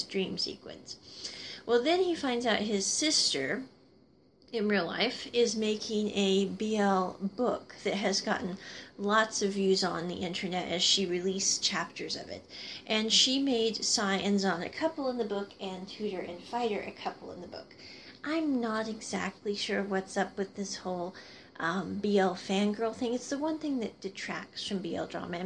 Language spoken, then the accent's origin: English; Midwest, United States; I grew up in the Midwest